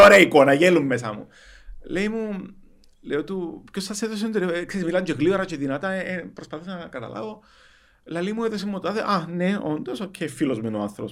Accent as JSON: {"language": "Greek", "country": "Cyprus", "tie": "born or raised there", "accent": "Cypriot", "said": "Εγώ είμαι χόρκατο Κυπρίο, θέλω να μιλώ, έχω διάλεκτο"}